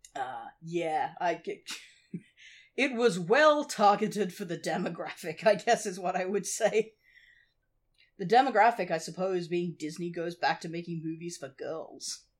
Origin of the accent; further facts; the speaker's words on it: Australia; that's not really a thing in Australia, or at least it wasn't in the eighties